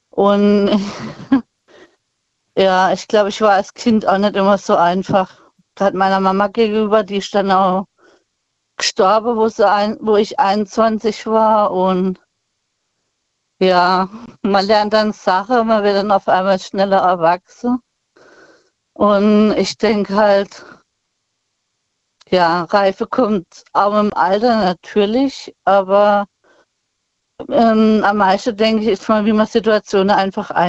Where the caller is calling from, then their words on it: Bühl, Baden-Württemberg, Germany; Ich komme aus der Nähe von Bühl bei Baden.